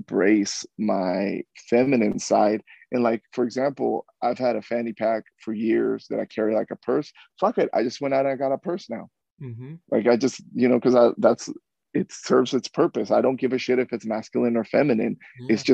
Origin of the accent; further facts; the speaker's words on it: Mexico; now in United States; I was born in Mexico. I was brought here as a undocumented citizen when I was brought here.